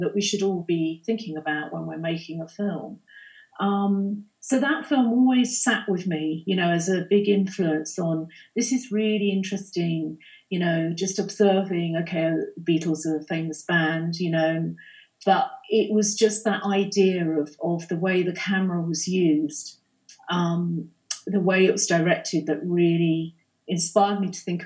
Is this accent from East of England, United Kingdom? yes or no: no; London, United Kingdom; moved away as an adult; I'm not a native. I grew up in London